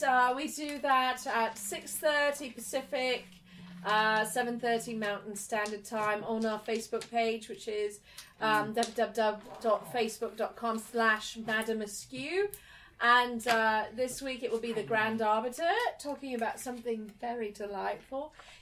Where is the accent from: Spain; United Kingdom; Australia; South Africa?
United Kingdom; England; moved away; Apparently, I'm still English.